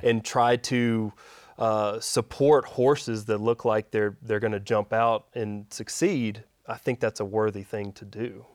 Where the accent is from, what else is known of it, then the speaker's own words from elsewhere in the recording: Shreveport, Louisiana, United States; also born or lived in Dallas; I grew up in Shreveport, uh, born at Willis Knight in South